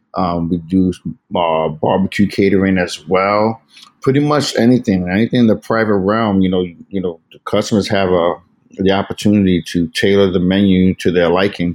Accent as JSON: {"language": "English", "town": "New York City", "region": "New York", "country": "United States", "tie": "born or raised there", "also_born_or_lived": "San Diego / Virginia / Seattle", "moved": "as an adult", "said": "born and raised in the Bronx, to amazing Puerto Rican parents"}